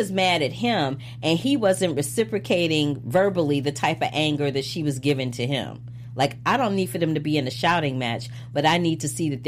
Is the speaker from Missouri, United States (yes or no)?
yes; St. Louis, Missouri, United States; from St. Louis, Missouri. We have a waterfront.